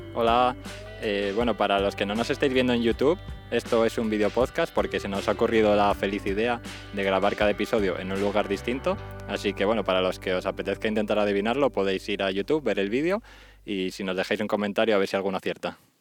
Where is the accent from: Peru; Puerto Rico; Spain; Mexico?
Spain; moved away as an adult; fue mi primer viaje que hice con el colegio, mítico grupo de francés. Y fue la bueno, primera y única vez que salí de España